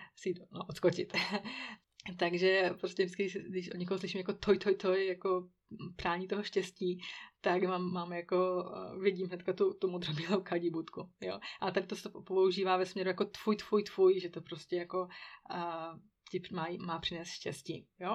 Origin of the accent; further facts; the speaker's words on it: Czechia; now in Switzerland; u nás v Čechů